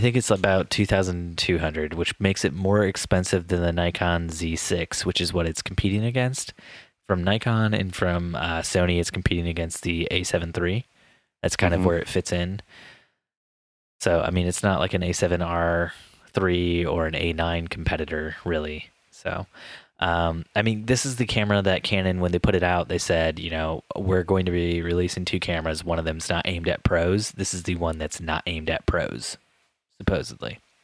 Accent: Indiana, United States; moved away; a great Indiana man like me

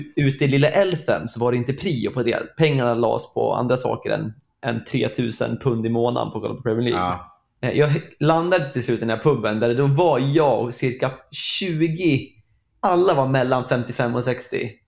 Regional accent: Sweden

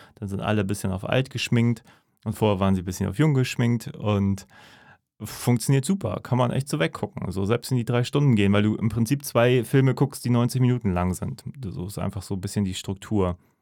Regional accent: Northern Germany, Germany; als Norddeutscher

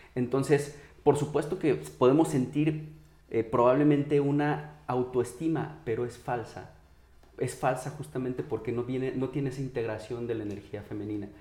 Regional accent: Mexico; como mexicanos

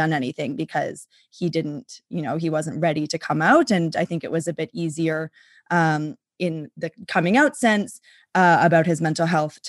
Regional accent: Winnipeg, Manitoba, Canada; also born or lived in Vancouver; And I grew up in Vancouver and then in Winnipeg.

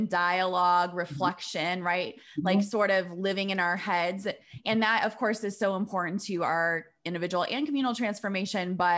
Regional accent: Iowa, United States; now in Chicago, United States; I grew up in Iowa, in the suburbs, a white girl

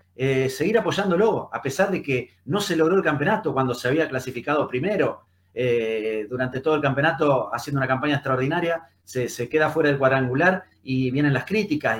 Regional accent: San José de la Esquina, Santa Fe, Argentina; moved away; also born or lived in Buenos Aires / Rosario; mi pueblo, en el lugar de donde nací, donde vive mi familia, que se llama San José de la Esquina

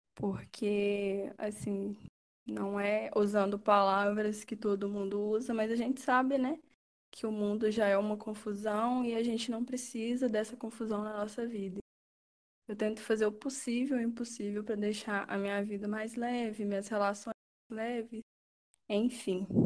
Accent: Sem Peixe, Minas Gerais, Brazil; moved away as an adult; eu sou do interior de Minas, é, de uma cidadezinha pequenininha, chamada Sem Peixe

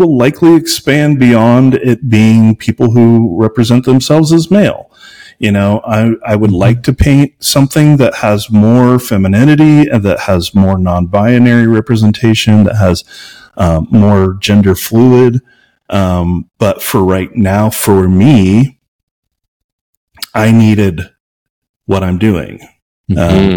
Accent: Missouri, United States; now in Albuquerque, United States; growing up in Missouri, I literally lived in an area where we would get letters in the mail for recruitment for the KKK

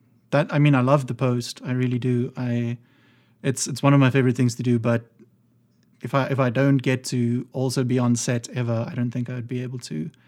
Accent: Bloemfontein, Free State, South Africa; moved away; I'm from Bloemfontein

